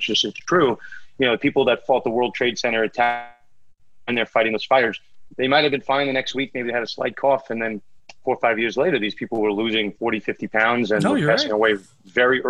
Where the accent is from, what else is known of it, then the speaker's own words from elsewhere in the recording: Northeast, United States; I'm from the Northeast